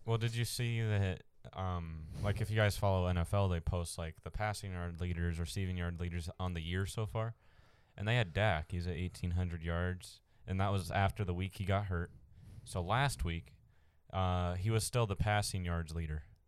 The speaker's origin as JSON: {"language": "English", "region": "Arizona", "country": "United States", "said": "we're from Arizona"}